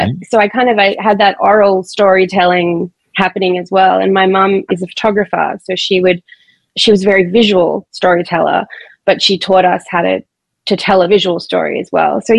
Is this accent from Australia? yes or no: yes; Brisbane, Queensland, Australia; I grew up in Brisbane, which is Australia's third largest city